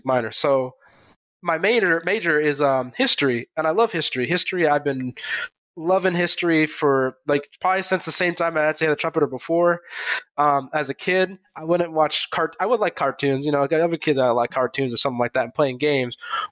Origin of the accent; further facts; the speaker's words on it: Riverside, California, United States; also born or lived in Charlotte, North Carolina / Augusta; I was born in Riverside, California. And I kind of grew up, you know, in a decent Riverside, but I only stayed there for a few years